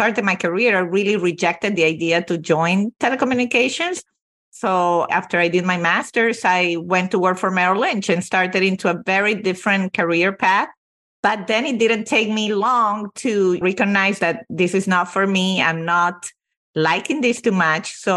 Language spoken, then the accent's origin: English; Venezuela; moved away; I was born and raised in Venezuela, although both my parents are Italian